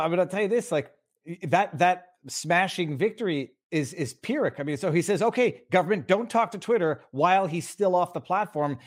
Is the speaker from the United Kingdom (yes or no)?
no; Canada; I'm from Canada